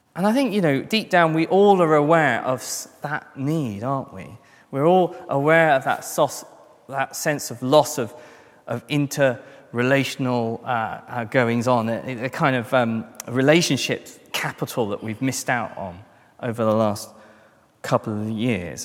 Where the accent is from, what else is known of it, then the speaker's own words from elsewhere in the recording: London, United Kingdom; I'm a Christian first and I'm a Londoner second